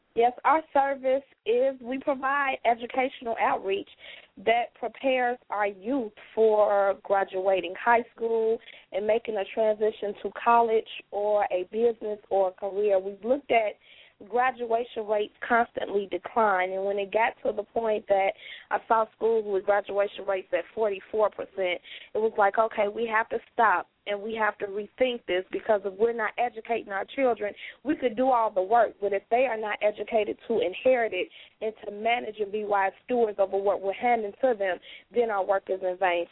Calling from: Gary, Indiana, United States; I'm calling from Gary, Indiana

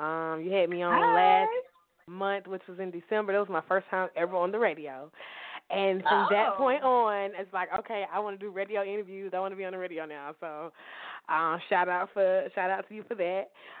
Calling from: Atlanta, Georgia, United States; I am calling from Atlanta, Georgia.

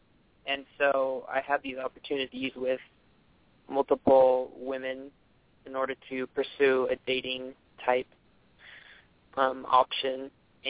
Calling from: Mountain View, California, United States; I'm calling from Mountain View.

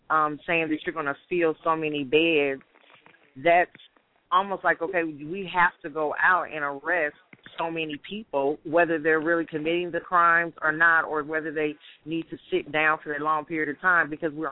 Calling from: Atlanta, Georgia, United States; I'm calling from Atlanta.

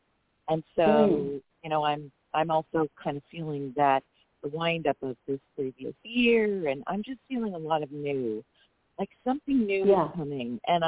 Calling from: San Diego, California, United States; I'm calling from San Diego, California.

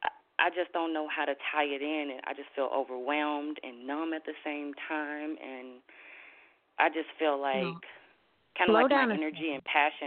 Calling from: Minnesota, United States; I'm calling from Minnesota.

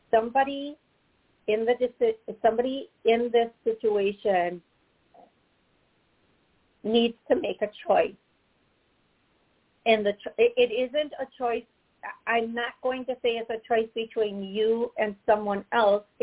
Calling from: Oklahoma City, Oklahoma, United States; I'm calling from Oklahoma City.

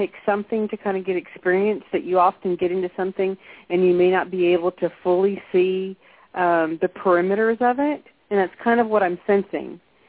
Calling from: Texas, United States; I'm calling from Texas.

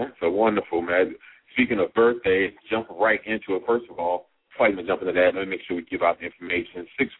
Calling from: Baltimore, Maryland, United States; I'm calling from Baltimore, Maryland.

